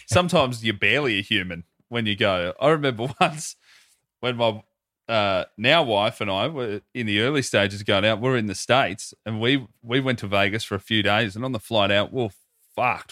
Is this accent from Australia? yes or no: yes; Australia